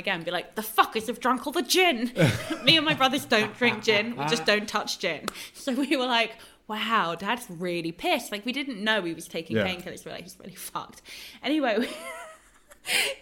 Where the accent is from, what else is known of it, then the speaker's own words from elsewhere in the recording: London, United Kingdom; I'm a Londoner